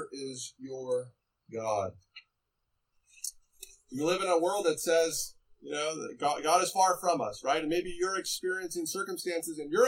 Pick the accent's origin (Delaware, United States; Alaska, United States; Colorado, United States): Colorado, United States; Estes Park; moved away; I grew up in Estes Park